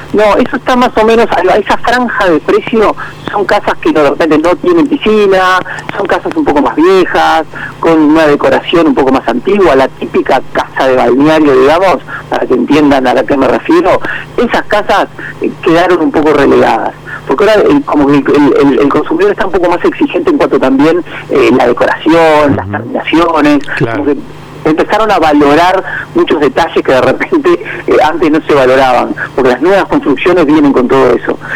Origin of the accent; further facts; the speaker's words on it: Uruguay; al ser uruguayo